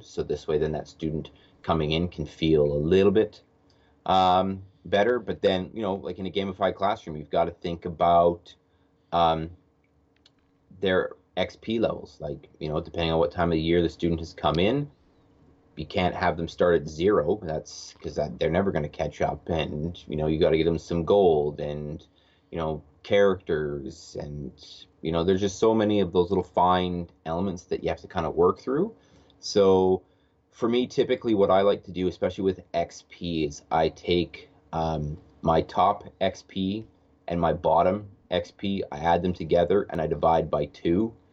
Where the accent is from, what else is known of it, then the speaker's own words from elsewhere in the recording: Edmonton, Alberta, Canada; I am from Edmonton, Alberta, Canada